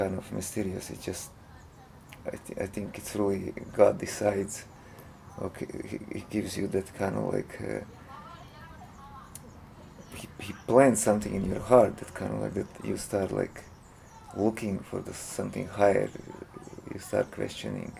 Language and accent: English; Croatia; moved away as an adult; also born or lived in Los Angeles / Hawaii; now in Washington, D.C. area, United States; I'm originally from Croatia, Europe.